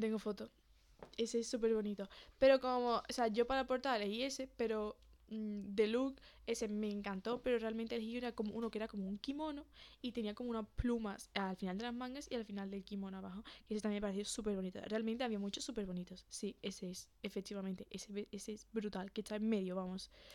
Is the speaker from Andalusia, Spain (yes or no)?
yes; Seville, Andalusia, Spain; somos de Sevilla